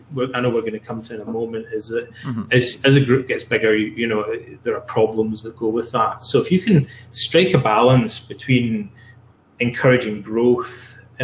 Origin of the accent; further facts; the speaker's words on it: Scotland, United Kingdom; also born or lived in London, England; now in Canada; I'm from Scotland originally.